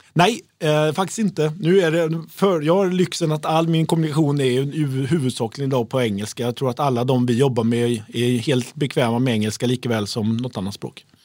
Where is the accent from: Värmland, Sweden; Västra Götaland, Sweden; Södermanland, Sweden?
Västra Götaland, Sweden; Uddevalla; Jag är ju från Uddevalla